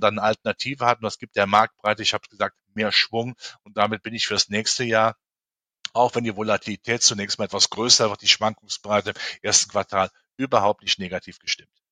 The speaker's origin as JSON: {"language": "German", "country": "Germany", "said": "in meinem Heimatland, in Deutschland"}